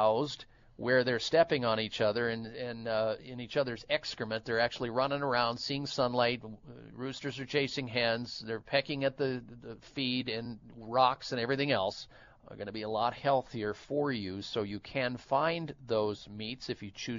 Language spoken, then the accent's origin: English; Iowa, United States; growing up in the state of Iowa. I grew up in the Midwest